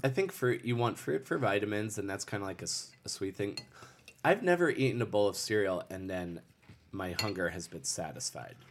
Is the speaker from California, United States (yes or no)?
no; Lusby, Maryland, United States; also born or lived in St. Leonard, Maryland; I grew up in, uh, Southern Maryland. Uh, the town I grew up in, uh, for the first, for, from, like, birth to ten years old, I lived in Lusby, Maryland, and then I moved to Saint Leonard, Maryland when I was ten.